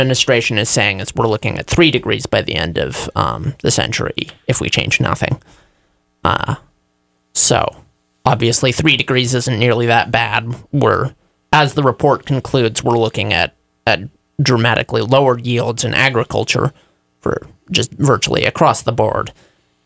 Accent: United States; We're from Reading.

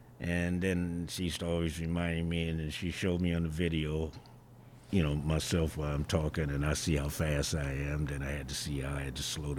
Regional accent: Ypsilanti, Michigan, United States; also born or lived in Champaign, Illinois; I came to Ypsilanti when I was two. I was born in Champaign, Illinois.

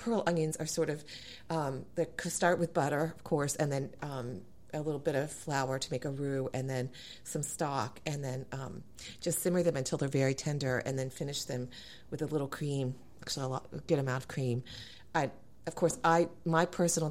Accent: central Massachusetts, United States; also born or lived in Alabama / Charleston, South Carolina; now in Virginia, United States; But in the central Massachusetts where I grew up

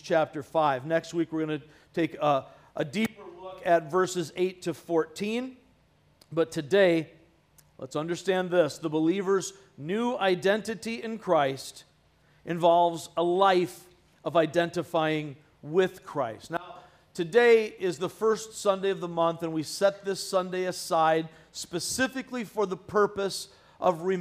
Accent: United States; a patriotic American, which I have always been and will forever be

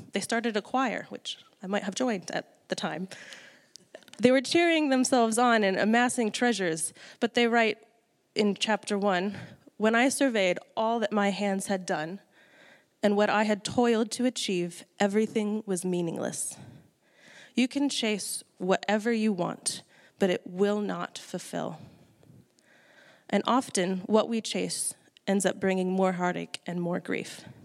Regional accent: United States; moved away as an adult; now in New Zealand; I'm from the States originally

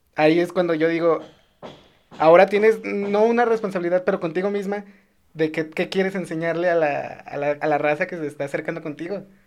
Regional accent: León, Guanajuato, Mexico; yo soy de León

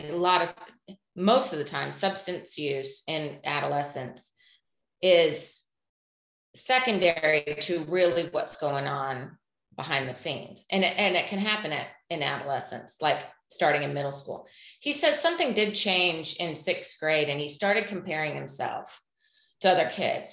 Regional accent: Indiana, United States; we live in the Midwest. We're from Indiana

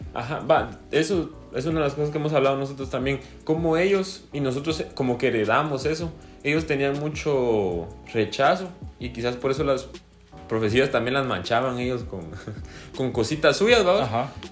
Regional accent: Guatemala; como somos guatemaltecos

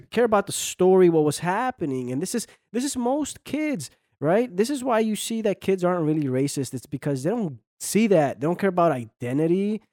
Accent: United States; I grew up in this country. Most of my, you know, all my life, I've, I'm an American, right? I'm an American, but you know, I'm from Mexican descent

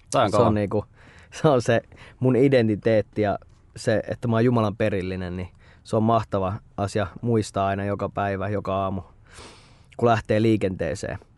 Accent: Espoo, Uusimaa, Finland; Olen espoolainen, aina asunut Espoossa. Öö, 29 riippuu, jos mä nuoremmalle sanon, mä sanon, että mä oon 29, mutta jos vanhemmalle mä sanon, että nyt 30

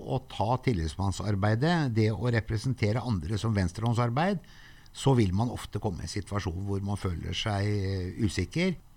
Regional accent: Sogndal, Vestland, Norway; moved away; jeg har vokst opp i Sogndal og gått hele folkeskolen

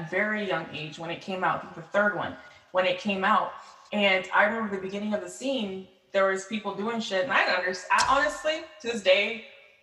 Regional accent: Polk County, Florida, United States; going from Polk County, Florida, the 863.

